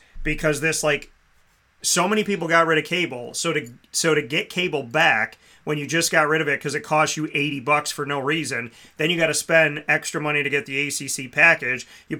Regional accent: Syracuse, New York, United States; the people of Syracuse, New York specifically, and I could speak on that because it's my hometown.

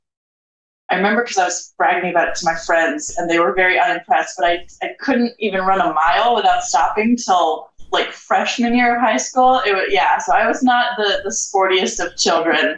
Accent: Charlottesville, Virginia, United States; moved away as an adult; now in Portland, United States; I'm originally from Charlottesville, Virginia.

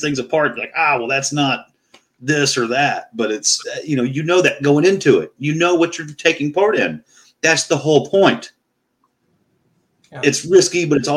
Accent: Fayetteville, United States; I'm from Fayetteville

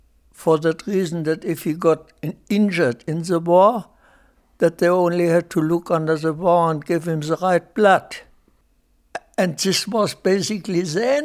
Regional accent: Silesia, Germany; moved away; I was born in Germany, in Silesia, in a small town of a population of about 20,000 inhabitants

